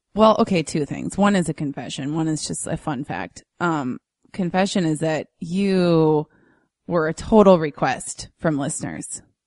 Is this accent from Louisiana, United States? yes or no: no; Minnesota, United States; a native Minnesotan